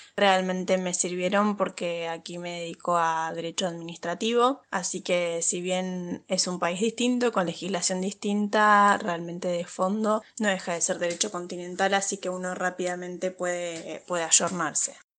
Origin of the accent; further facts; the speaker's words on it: Argentina; accent: Argentine; moved away as an adult; now in Madrid, Spain; mi acento no es español, que es argentino